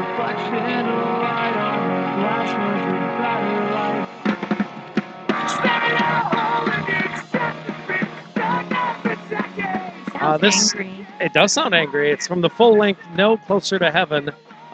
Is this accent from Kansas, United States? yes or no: no; Wisconsin, United States; I'm from Wisconsin